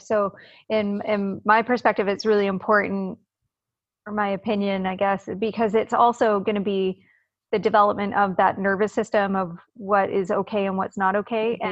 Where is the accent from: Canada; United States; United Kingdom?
Canada; also born or lived in Vancouver, Canada; as a Canadian